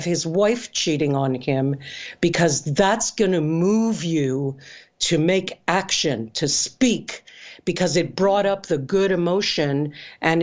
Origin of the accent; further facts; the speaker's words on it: Canada; I'm Canadian